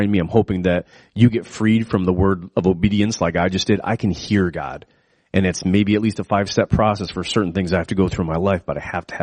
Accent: United States; as an American

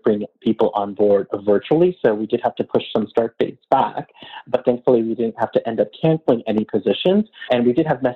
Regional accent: Canada; as a Canadian

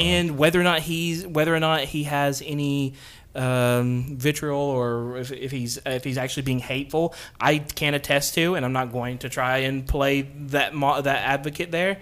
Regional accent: Central Alabama, United States; we're from Central Alabama

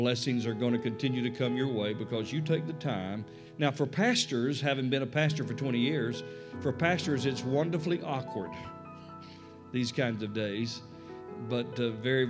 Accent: Tennessee, United States; moved away; also born or lived in Wichita, Kansas; Tennessee is my home state.

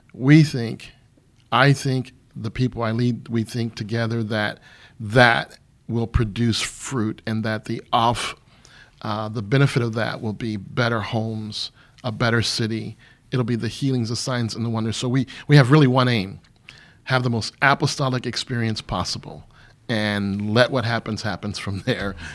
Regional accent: Michigan, United States; moved away as an adult; also born or lived in Missouri / Riyadh, Saudi Arabia; now in St. Louis, United States; I grew up in Michigan, but I joined the army really, really early, and so it took me away from the state

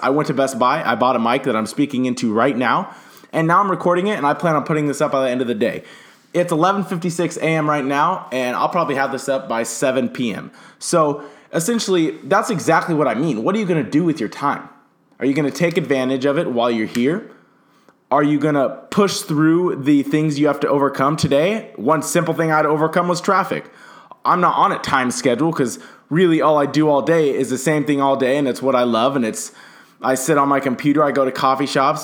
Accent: Southern California, United States; now in Phoenix, United States; I'm from Southern California. I currently live in Phoenix, Arizona.

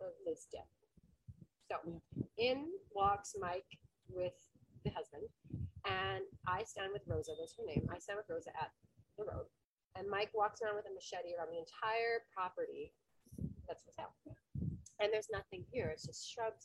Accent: Canada; moved away as an adult; We're from Canada.

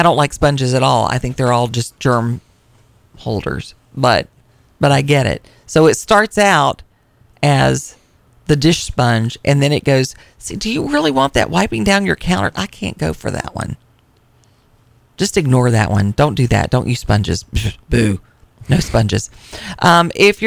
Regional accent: Tennessee, United States; I'm from Tennessee

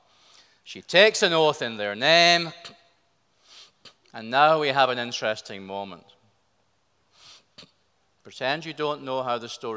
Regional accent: Scotland, United Kingdom; I'm a Scotsman

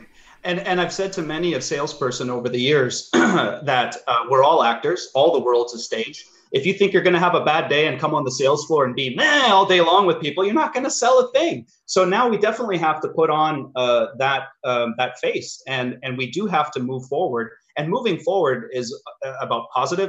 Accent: Sudbury, Ontario, Canada; I grew up in Sudbury

